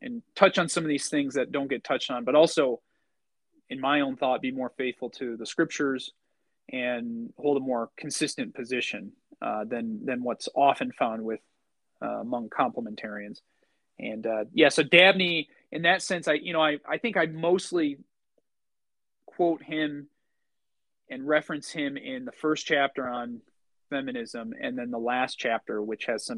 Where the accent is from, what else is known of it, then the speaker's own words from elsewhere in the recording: United States; growing up in the United States